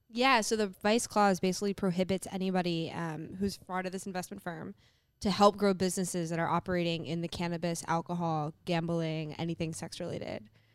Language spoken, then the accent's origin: English; New York City, New York, United States; I grew up in New York City